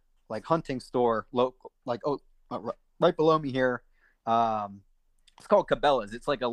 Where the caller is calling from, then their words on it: Orangeburg, Pennsylvania, United States; So I live in Orangeburg, Pennsylvania. It's kind of eastern Pennsylvania, center eastern.